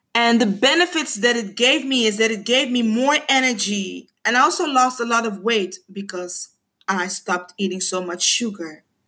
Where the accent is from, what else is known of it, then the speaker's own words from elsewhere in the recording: Curaçao; first language Papiamento; English is a second language; I am a woman from the Caribbean, from Curacao